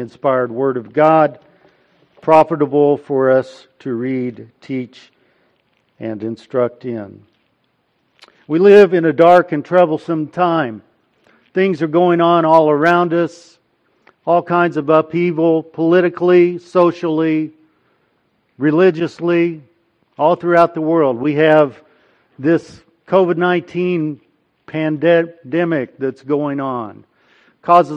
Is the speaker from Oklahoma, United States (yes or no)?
yes; Del City, Oklahoma, United States; moved away as an adult; also born or lived in Pennsylvania; my hometown of Del City, Oklahoma, where we now live.